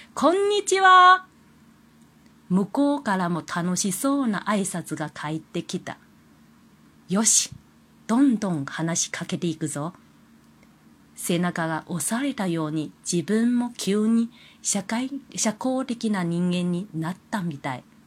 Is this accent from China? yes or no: yes; China; Japanese is a second language; moved away as an adult; now in Kobe, Japan; 私はもともと中国人なので、中国語はできることは当たり前のことではないか。